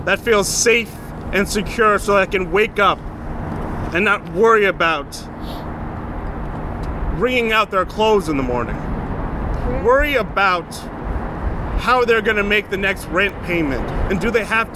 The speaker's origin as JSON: {"language": "English", "town": "Albany", "region": "New York", "country": "United States", "tie": "born or raised there", "said": "I was born and raised here in Albany"}